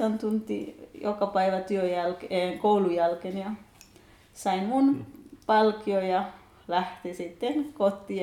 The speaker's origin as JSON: {"language": "Finnish", "country": "Kenya", "second_language": "Finnish", "moved": "as an adult", "lives_now": "Kokkola, Finland", "said": "Mä oon 31-vuotias kenialainen nainen"}